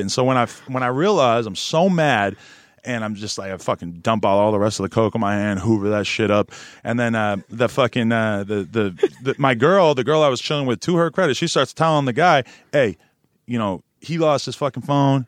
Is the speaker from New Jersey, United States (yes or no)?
no; Nashua, New Hampshire, United States; now in Los Angeles, United States; where I grew up in New Hampshire